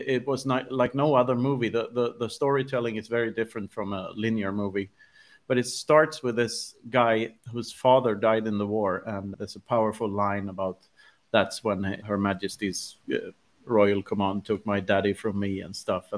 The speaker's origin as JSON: {"language": "English", "country": "Sweden", "tie": "born or raised there", "said": "growing up in Sweden in the 80s"}